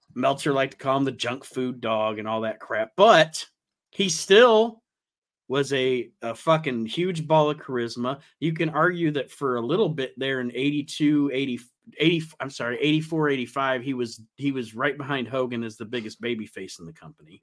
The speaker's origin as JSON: {"language": "English", "town": "Toledo", "region": "Ohio", "country": "United States", "tie": "born or raised there", "said": "we are actually from Toledo"}